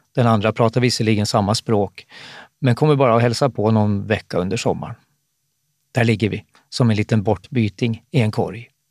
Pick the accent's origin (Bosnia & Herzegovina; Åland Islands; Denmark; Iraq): Åland Islands; Eckerö; när jag växte upp i Eckerö på västra Åland